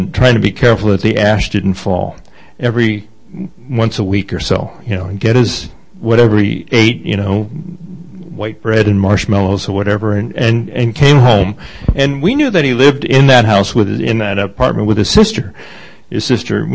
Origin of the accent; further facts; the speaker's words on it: Boston, Massachusetts, United States; I grew up in Massachusetts. Grew up in a place called Dorchester, Massachusetts, which is right next to South Boston